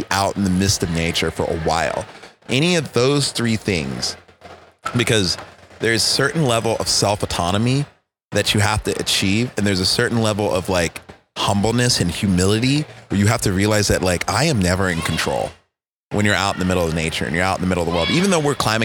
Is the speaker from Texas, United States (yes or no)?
yes; Texas, United States; where are you from? I'm like, Texas